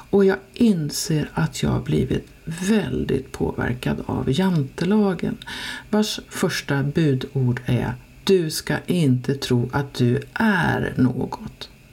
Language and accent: Swedish; Dalarna County, Sweden; accent: dalmål; moved away; also born or lived in Stockholm; Jag talar dalmål